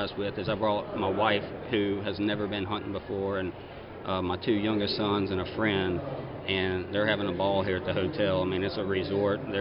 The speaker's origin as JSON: {"language": "English", "town": "Zachary", "region": "Louisiana", "country": "United States", "tie": "born or raised there", "said": "I was born and raised in Zachary, Louisiana, and grew up there"}